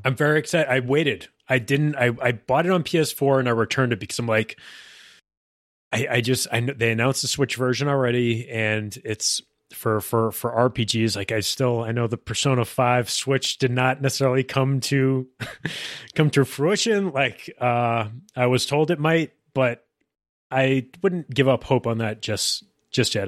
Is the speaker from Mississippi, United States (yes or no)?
no; Massachusetts, United States; born or raised there